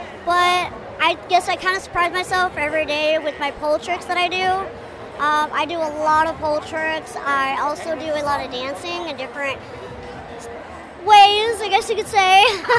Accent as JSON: {"language": "English", "region": "Texas", "country": "United States", "lives_now": "St. Louis, United States", "said": "I'm originally from Texas, but I, at the current moment, am stationed in St. Louis and Springfield, Illinois."}